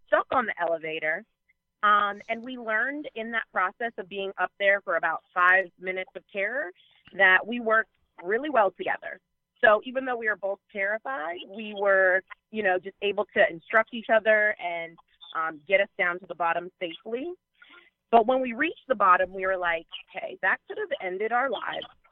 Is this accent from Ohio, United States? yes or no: yes; Ohio, United States; moved away as an adult; also born or lived in Alabama; I'm from Ohio